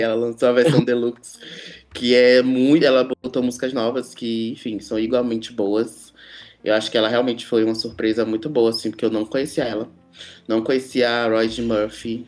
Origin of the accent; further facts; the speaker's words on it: Salvador, Bahia, Brazil; moved away as an adult; now in São Paulo, Brazil; toco aí na Noite de São Paulo há seis anos, né, desde que eu cheguei aqui na cidade, eu sou sou de Salvador